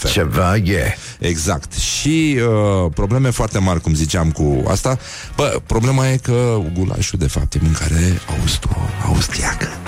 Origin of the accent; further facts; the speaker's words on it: Brăila, Brăila County, Romania; mi-au zis că am accent maghiar